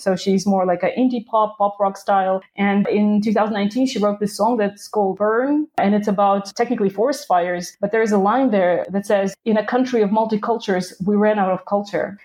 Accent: Krasnodar, Krasnodar Krai, Russia; now in Netherlands; I was born and raised in Krasnodar in the south of Russia

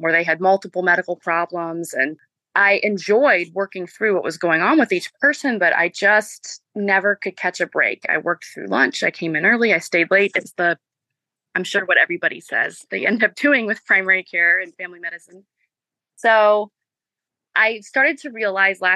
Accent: Marietta, Georgia, United States; also born or lived in Spartanburg, South Carolina; I am originally from the Atlanta area, from Marietta.

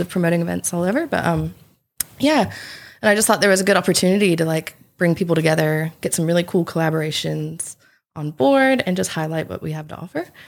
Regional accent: South Carolina, United States; moved away as an adult; now in Coffs Coast, Australia; I'm originally from South Carolina, and I moved to the Coffs Coast around five or six years ago.

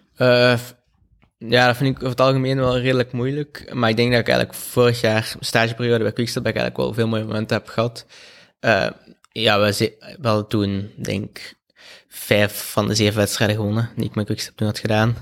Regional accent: Belgium; als Belg

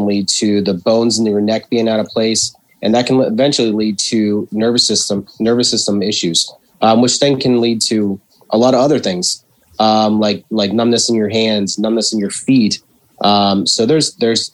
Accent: Washington, Pennsylvania, United States; moved away as an adult; also born or lived in Pittsburgh, Pennsylvania / Davenport, Iowa / Ohio; Originally from Washington

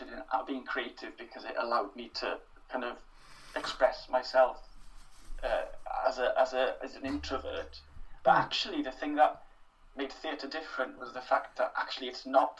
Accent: Wales, United Kingdom; first language Welsh; English is a second language; My home language was Welsh, my school language was Welsh

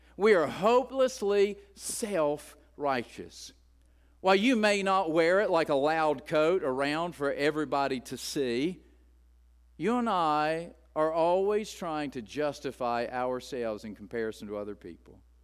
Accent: West Virginia, United States; as an Appalachian growing up in the hills of West Virginia

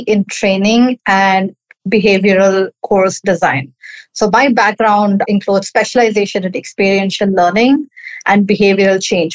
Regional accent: Chennai, Tamil Nadu, India; I'm from Chennai, India

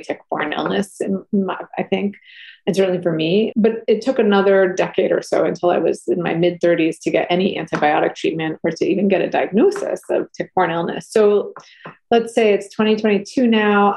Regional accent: New England, United States; I grew up camping in New England

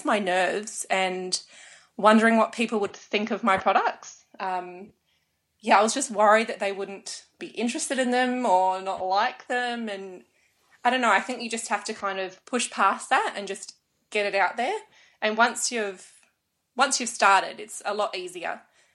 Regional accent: Australia; I was born in Australia.

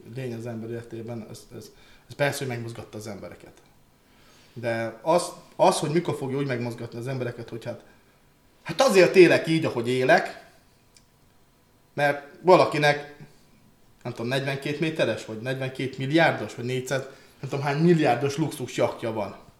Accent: Transcarpathia, Zakarpattia Oblast, Ukraine; én kárpátai magyar vagyok

